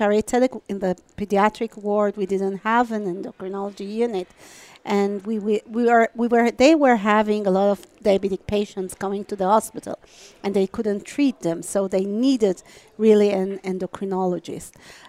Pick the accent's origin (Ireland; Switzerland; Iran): Iran; moved away as an adult